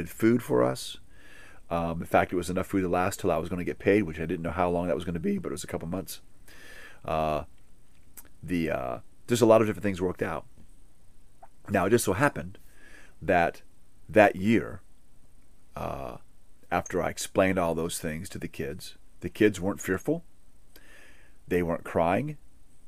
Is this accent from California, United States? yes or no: no; Hawaii, United States; I grew up in Hawaii